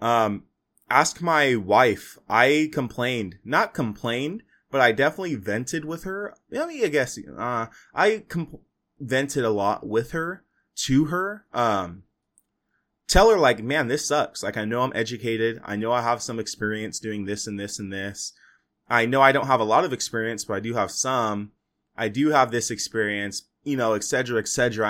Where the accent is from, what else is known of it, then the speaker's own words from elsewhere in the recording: Fresno, California, United States; I'm from Fresno